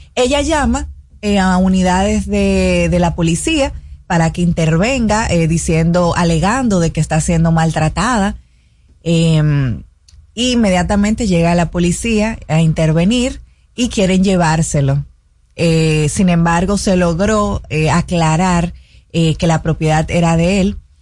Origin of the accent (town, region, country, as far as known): Dominican Republic